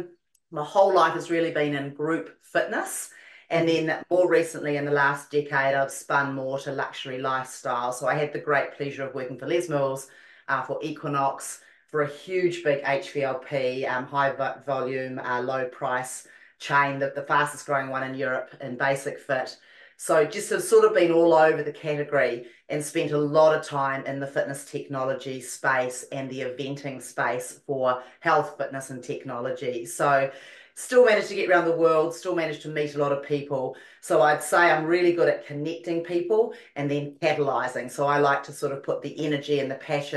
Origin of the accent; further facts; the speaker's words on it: New Zealand; also born or lived in London, United Kingdom; now in Los Angeles, United States; I was born in London and brought up in New Zealand and currently live in Los Angeles.